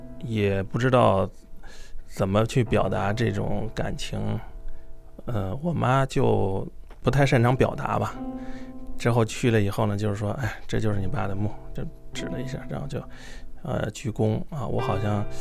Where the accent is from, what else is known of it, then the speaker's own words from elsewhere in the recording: Gucheng, Hebei, China; born there; 我是在干校出生的， 这个干校在河北省那个故城，他们是知青从内蒙这个往回调嘛，嗯，就调到那那个地方，那地方离北京一两个小时的路程，就是说在那个地方呃相识的，然后我就是在那儿出生的。